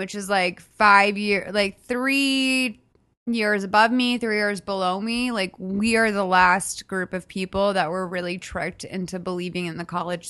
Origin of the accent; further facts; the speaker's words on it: Boston, Massachusetts, United States; I'm from Boston.